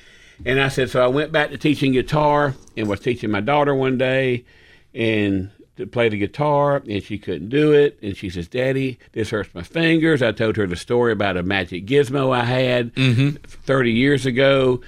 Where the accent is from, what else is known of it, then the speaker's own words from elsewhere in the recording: Dothan, Alabama, United States; And I said, "Well, I'm from Dothan.